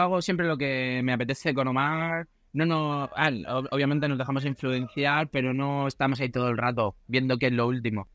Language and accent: Spanish; Mediterranean coast, Spain; Nosotros somos de, del Mediterráneo